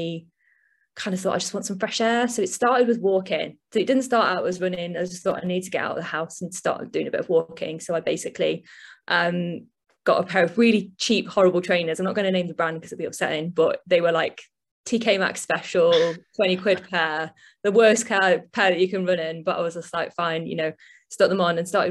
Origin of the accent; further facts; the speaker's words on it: Leek, West Midlands, United Kingdom; also born or lived in London; now in Birmingham, United Kingdom; I'm from a little town in the Staffordshire Moorlands originally, a little place called Leek, but I currently live in Birmingham.